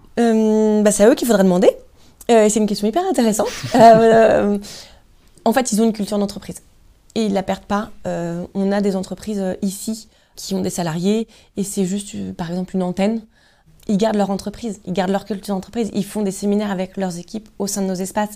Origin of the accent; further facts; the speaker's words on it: Lorient area, South Brittany, France; je suis, je suis vraiment Bretagne Sud, moi.